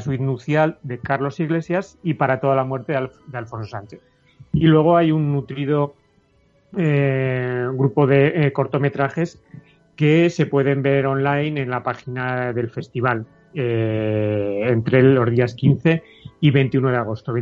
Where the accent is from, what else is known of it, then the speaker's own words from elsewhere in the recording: Tarazona, Aragon, Spain; mi pueblo, en Tarazona, Tarazona de Aragón